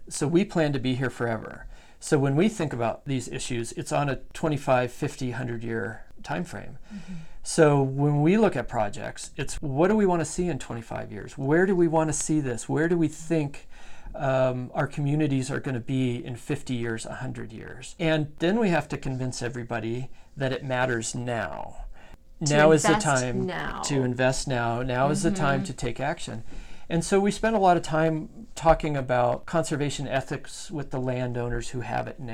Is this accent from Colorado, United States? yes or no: yes; Colorado, United States; moved away as an adult; now in Idaho, United States; I grew up with in Colorado